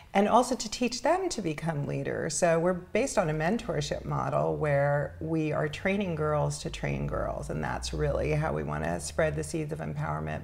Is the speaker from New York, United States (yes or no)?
yes; New York City, New York, United States; I grew up in Spanish Harlem